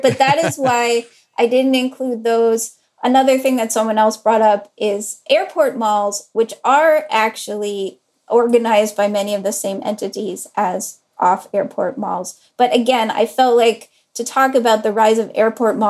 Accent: Durham, North Carolina, United States; my niece and nephew are growing up in Durham, North Carolina, which is where I grew up.

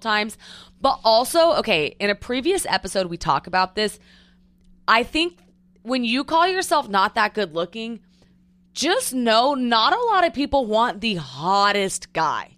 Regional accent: Edmond, Oklahoma, United States; moved away as an adult; also born or lived in Newport Beach; Born, raised Oklahoma City, Edmond, Oklahoma

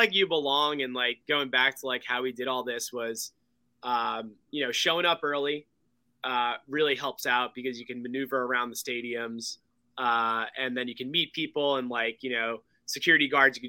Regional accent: New Jersey, United States; moved away; We're from Central Jersey.

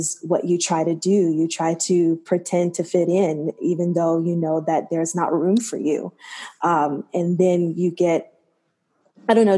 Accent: Alabama, United States; I'm from Alabama

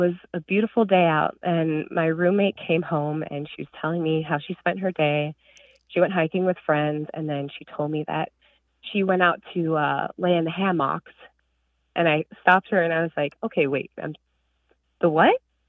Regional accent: Illinois, United States; She's from Eastern Iowa here in Iowa. And I'm from Northern Illinois.

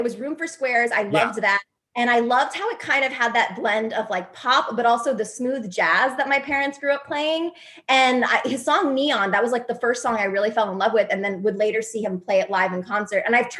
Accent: Westport, Connecticut, United States; moved away as an adult; also born or lived in New York; now in Los Angeles, United States; I was born in New York and raised in Connecticut.

